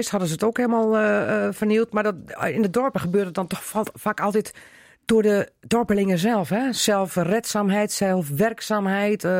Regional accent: Veningen, Netherlands; Die dus komt uit Veningen, hè? En ik kom uit Veningen.

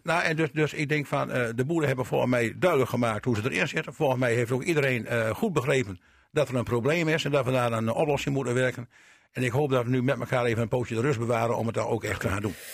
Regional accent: Pekela, Groningen, Netherlands; now in Drenthe, Netherlands; ik ben een Groninger, eh, ik ben in Pekela geboren, hè, dus ik ken de mentaliteit van Groningen en ik woon al heel lang in Drenthe.

